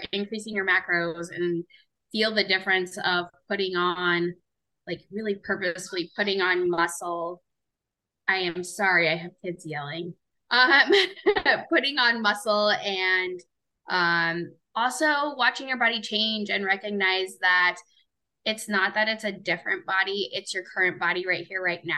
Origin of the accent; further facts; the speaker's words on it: Overland Park, Kansas, United States; I am from Overland Park, Kansas.